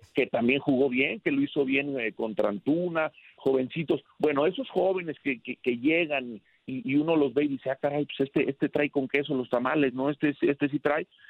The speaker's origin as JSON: {"language": "Spanish", "town": "León", "region": "Guanajuato", "country": "Mexico", "said": "el cariño que tengo por León, por mi tierra"}